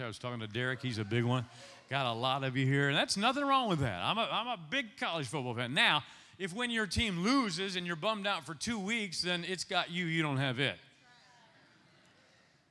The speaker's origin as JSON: {"language": "English", "region": "Ohio", "country": "United States", "tie": "born or raised there", "moved": "yes", "lives_now": "Nashville, United States", "said": "I'm Ohio, born and raised in Ohio"}